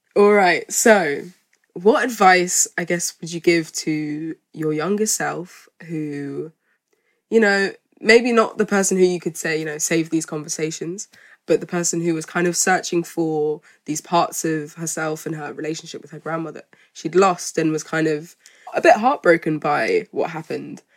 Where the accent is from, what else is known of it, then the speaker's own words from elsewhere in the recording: Malawi; I'm from Malawi